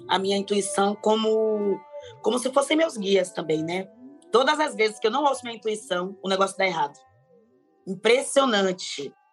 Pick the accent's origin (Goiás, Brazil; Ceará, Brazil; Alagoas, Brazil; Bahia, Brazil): Bahia, Brazil; moved away; porque eu vim da Bahia com meus irmãos para morar em ocupação, né? Foi meu primeiro contato com o Movimento Sem Teto, quando a gente sai da Bahia, bem migrante, né?